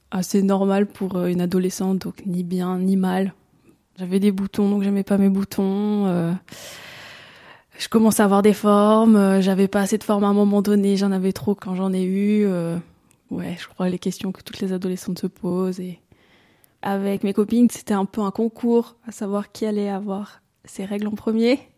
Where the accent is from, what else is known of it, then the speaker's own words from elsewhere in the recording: Valais, Switzerland; j'ai 26 euh, ans, je suis d'origine du Valais.